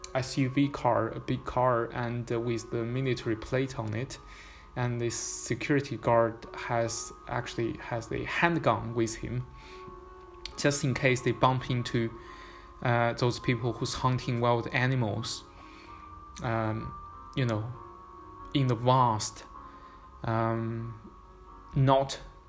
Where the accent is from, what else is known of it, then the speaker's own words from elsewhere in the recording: Xining, Qinghai, China; born there; But the reason why I was born in Xining is because my father was working there. My father was working in Qinghai province by the time I was born.